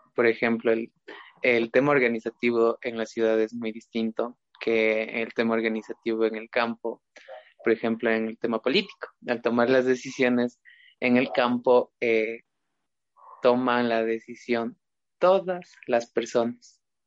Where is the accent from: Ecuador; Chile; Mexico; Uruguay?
Ecuador; now in Riobamba, Ecuador; todos somos parte del Estado ecuatoriano